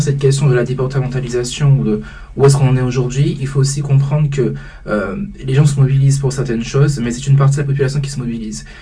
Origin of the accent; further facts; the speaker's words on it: Guadeloupe; en tant que Guadeloupéen, en tant qu'Antillais qui est justement grandi aux Antilles